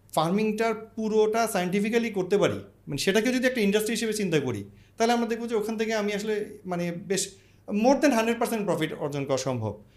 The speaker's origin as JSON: {"language": "Bangla", "town": "Dhaka", "region": "Dhaka Division", "country": "Bangladesh", "tie": "born or raised there", "said": "আমি আমার জন্ম ঢাকায় সো আমি তো আরবানেই বড় হয়েছি স্কুলে স্কুল কলেজ ঢাকায়"}